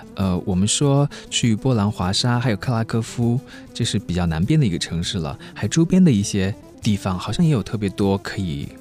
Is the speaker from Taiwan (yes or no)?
no; China; 我们中国人